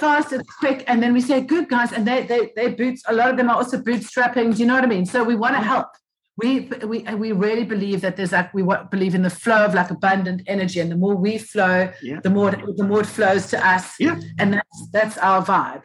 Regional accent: Cape Town, Western Cape, South Africa; also born or lived in United Kingdom; I was uh, born and bred Cape Town, South Africa

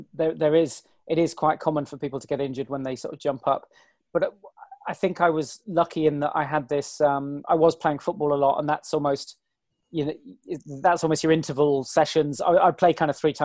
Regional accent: the Cotswolds, South West England, United Kingdom; It's where I grew up in the Cotswolds and live at the bottom of the Cotswolds again now.

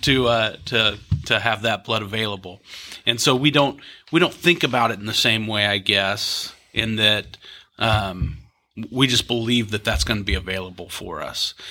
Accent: Topeka, Kansas, United States; now in Kansas City, United States; I grew up in Topeka, so just down the road

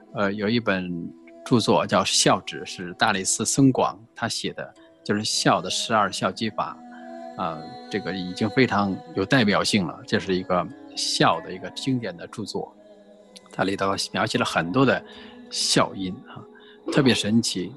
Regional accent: Puyang, Henan, China; 我是生活在农村啊，是一个河南叫仓节故里，我出生在仓节 造字的地方啊， 就是长久文化之乡， 河南濮阳南乐县

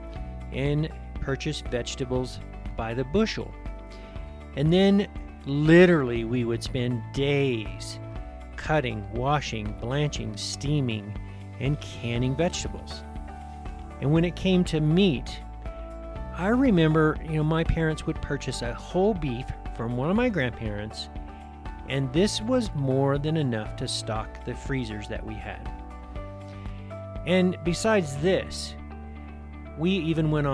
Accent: North Georgia, United States; I was born in North Georgia, and I spent a great deal of my childhood on the family farm.

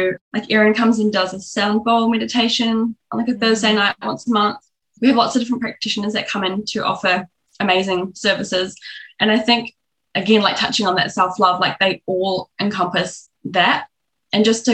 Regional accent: New Zealand; now in Australia; I'm from New Zealand

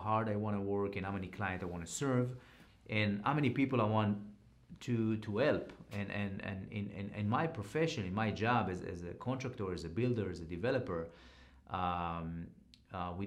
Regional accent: Israel; now in United States; when I grew up in Israel

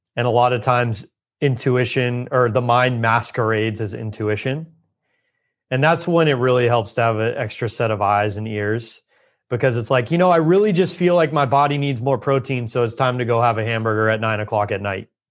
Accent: Southern California, United States; I grew up in Southern California

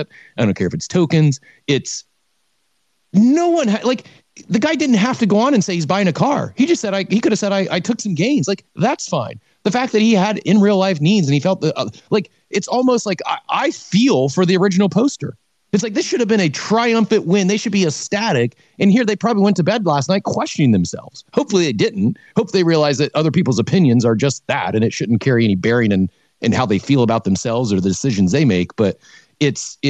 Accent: Midwest, United States; I grew up in the Midwest too

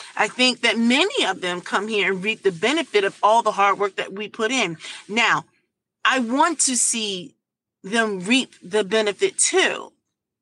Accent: United States; also born or lived in Turkey / Germany; I grew up in America.

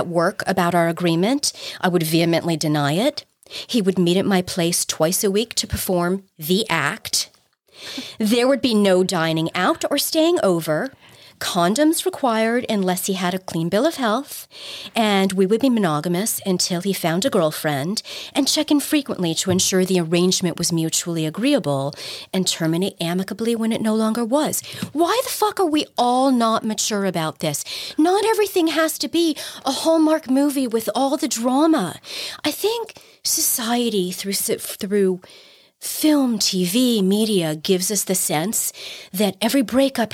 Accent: New York, United States; I'm a New Yorker

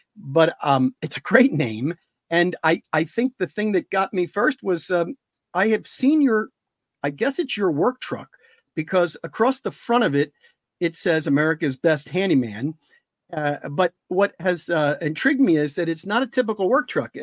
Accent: Delco, Pennsylvania, United States; people from Delco

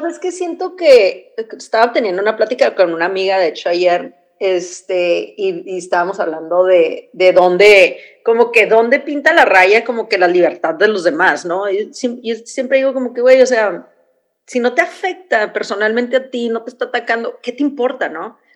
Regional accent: Mexicali, Baja California, Mexico; venimos de Mexicali, tienes tus papás, tus amigos

